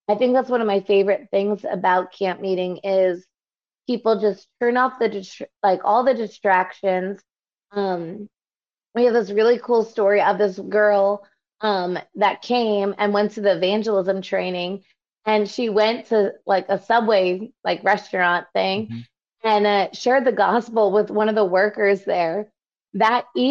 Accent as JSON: {"language": "English", "region": "New York", "country": "United States", "said": "I'm from New York"}